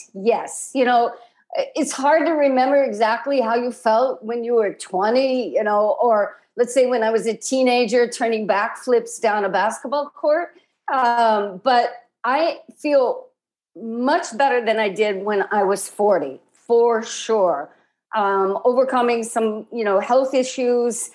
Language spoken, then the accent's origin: English; Midwest, United States; moved away; also born or lived in Bay Area, California; I grew up in the Midwest